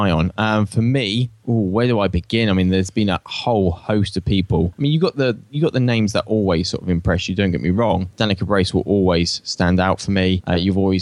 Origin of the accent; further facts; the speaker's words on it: Australia; accent: Aussie; my Aussie accent